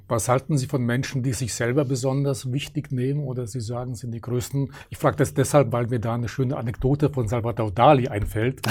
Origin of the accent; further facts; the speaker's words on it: Germany; wir Deutschen